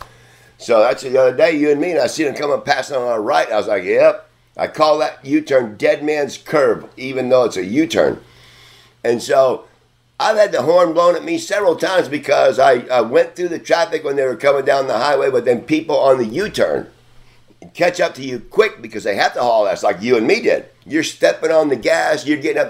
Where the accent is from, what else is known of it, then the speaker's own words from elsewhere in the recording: Texas, United States; also born or lived in Connecticut; I'm from Texas. I was born in Connecticut, but yes, I was raised in Texas